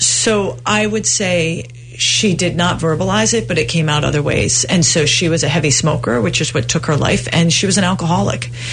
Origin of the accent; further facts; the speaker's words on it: Providence, Rhode Island, United States; So I was raised in Providence, Rhode Island.